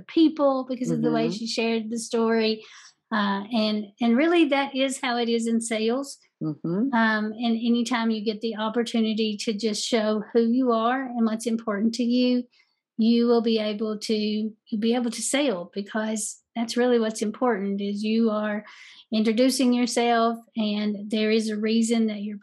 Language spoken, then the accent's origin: English; the South, United States; I'm from the South and we naturally tell stories